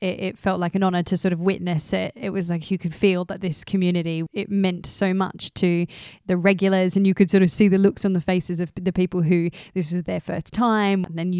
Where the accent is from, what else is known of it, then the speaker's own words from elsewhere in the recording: Australia; now in London, United Kingdom; Daisy and I, as I said before, we're Australian and we've moved to London.